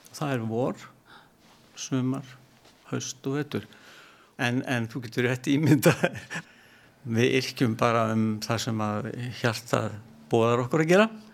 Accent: Vestmannaeyjar, Southern Region, Iceland; Ég er ættar úr Vestmanni

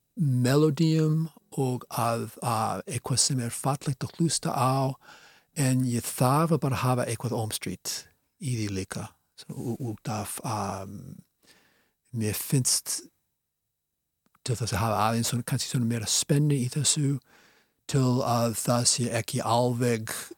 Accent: Boston, Massachusetts, United States; Icelandic is a second language; moved away as an adult; now in Iceland; þegar ég var krakki í Ósabí í Boston, ég er af svona Ískubergi brotin

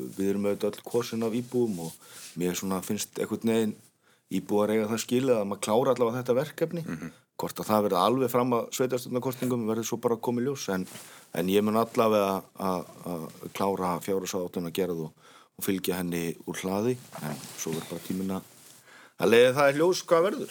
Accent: Hafnarfjörður, Capital Region, Iceland; ég er uppalinn hafðfyrringur

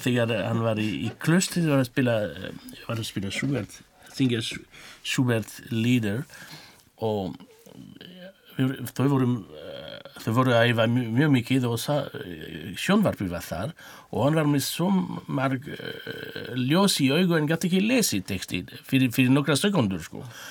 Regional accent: France; born or raised there; Icelandic is a second language; now in Iceland

